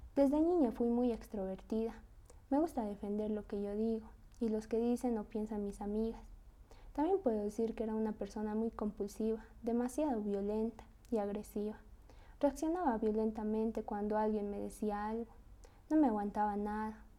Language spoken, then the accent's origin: Spanish; Tarija, Bolivia; also born or lived in Sucre; Yo soy de Cercado Tarija. Con mi familia hemos vivido un año en Sucre, pero prefiero toda la vida vivir en mi pueblo